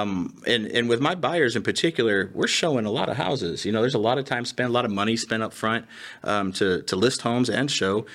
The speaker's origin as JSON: {"language": "English", "region": "Indiana", "country": "United States", "tie": "born or raised there", "moved": "yes", "lives_now": "Texas, United States", "said": "I'm originally from Indiana. I'm a Yankee. living in Texas"}